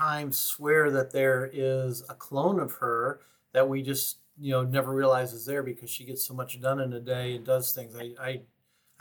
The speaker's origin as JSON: {"language": "English", "region": "Michigan", "country": "United States", "moved": "yes", "said": "I'm from Michigan originally"}